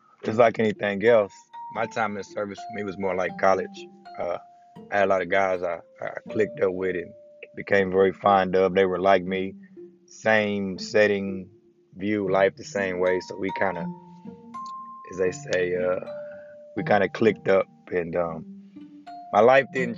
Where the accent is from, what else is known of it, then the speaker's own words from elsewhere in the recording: Knoxville, Tennessee, United States; also born or lived in Atlanta; I was raised in East Knoxville